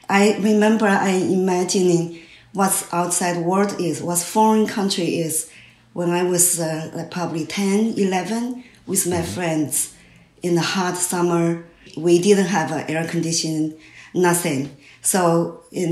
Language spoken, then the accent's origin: English; China; English is a second language; moved away as an adult; also born or lived in New York City, United States; now in Vermont, United States; I grew up in China and educated in China, went to art school in China